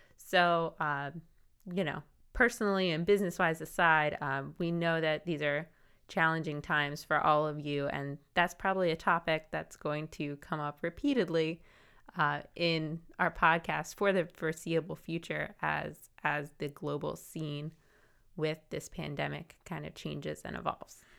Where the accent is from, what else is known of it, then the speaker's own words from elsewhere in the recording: New Jersey, United States; I'm from South Jersey